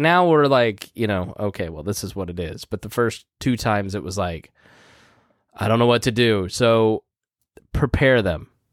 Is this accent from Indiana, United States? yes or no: yes; Indiana, United States; I'm from Indiana